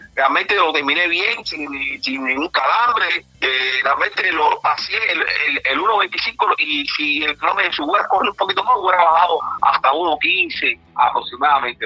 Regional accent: Cuba; como todo cubano

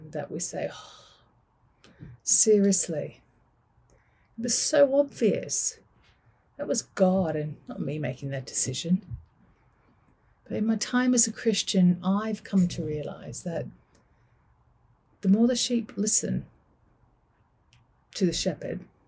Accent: Manchester, North West England, United Kingdom; I am from Manchester

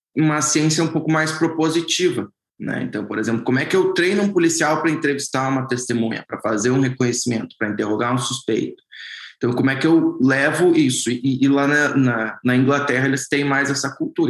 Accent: Brazil

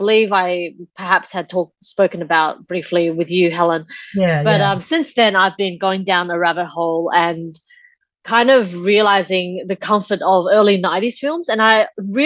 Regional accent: Australia; also born or lived in Taiwan; the years in which we immigrated from Taiwan to Australia. So maybe, and I was like 4 or 5 years old

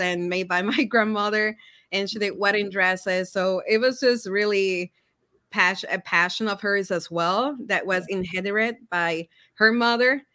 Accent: Puerto Rico; moved away as an adult; now in Minnesota, United States

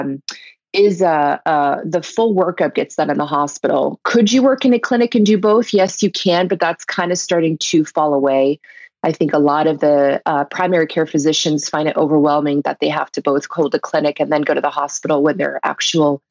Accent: Belgium; moved away; I was born in Belgium

